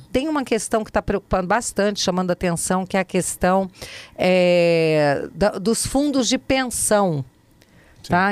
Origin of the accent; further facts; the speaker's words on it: Brasília, Federal District, Brazil; also born or lived in Resende, Rio de Janeiro; eu fui criada aqui em Brasília, nasci no Rio, em Resende, no Rio de Janeiro, vim para cá criança, filha de militar